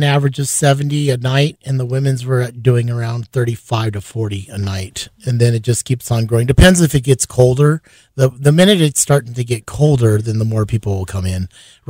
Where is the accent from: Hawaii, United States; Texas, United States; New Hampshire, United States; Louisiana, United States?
Hawaii, United States; Yes, I'm native Hawaiian.